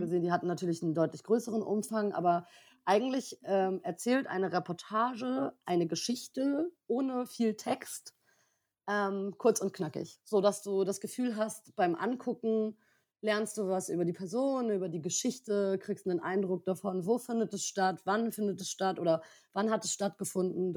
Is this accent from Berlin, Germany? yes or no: yes; Berlin, Germany; ich bin äh, 30, komme aus Berlin